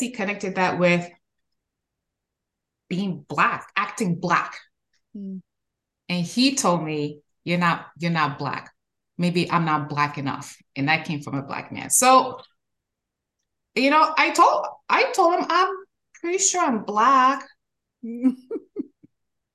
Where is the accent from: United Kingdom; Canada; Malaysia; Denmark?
Canada; also born or lived in Haiti; now in United States; I'm Haitian. And I'm Canadian